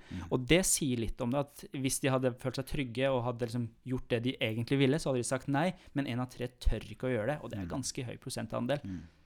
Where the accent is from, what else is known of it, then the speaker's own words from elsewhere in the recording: Iran; now in Norway; jeg kommer jo fra Iran.